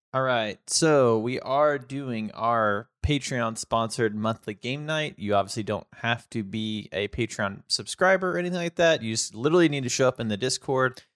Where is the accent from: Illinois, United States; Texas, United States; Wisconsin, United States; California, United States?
Texas, United States; I'm from Texas